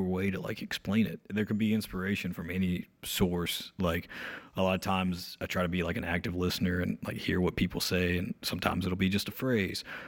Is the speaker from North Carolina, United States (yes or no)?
yes; Ararat, North Carolina, United States; I grew up in this small town, um, called Ararat, North Carolina, um, really close to Mount Airy